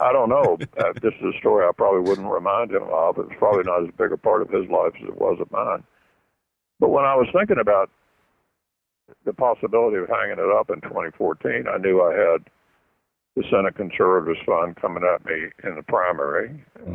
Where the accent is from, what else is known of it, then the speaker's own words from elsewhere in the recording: Louisville, Kentucky, United States; my hometown of Louisville